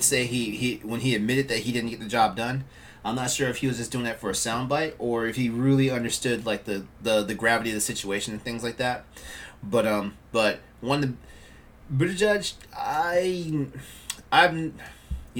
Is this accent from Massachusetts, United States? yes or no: no; Texas, United States; moved away; I grew up in Texas and stuff like that, and I told myself at one point I probably would move back to Texas